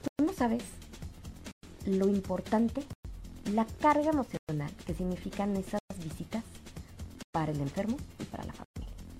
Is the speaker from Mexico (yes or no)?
yes; Mexico; como mamá, como mexicana, como ciudadana, como católica